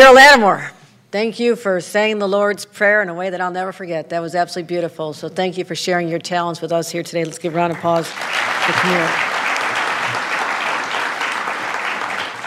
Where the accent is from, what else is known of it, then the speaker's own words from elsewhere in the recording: Buffalo, New York, United States; it's been a really tough year for my hometown.